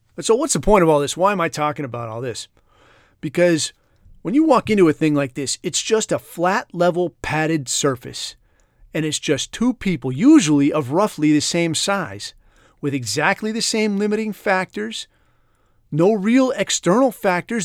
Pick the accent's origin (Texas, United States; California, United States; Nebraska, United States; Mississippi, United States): California, United States; moved away; I grew up in California